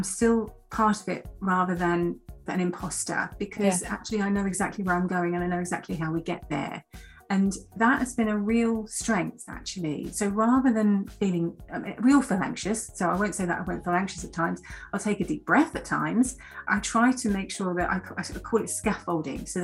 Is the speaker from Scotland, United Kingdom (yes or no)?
no; North Kent, South East England, United Kingdom; I grew up in North Kent, and I was a sort of child of a single parent, working class family, went to school in North Kent